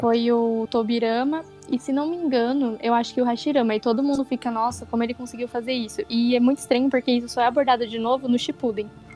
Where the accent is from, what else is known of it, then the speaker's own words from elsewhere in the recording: Ribeirão Pires, São Paulo, Brazil; eu sou de Ribeirão Pires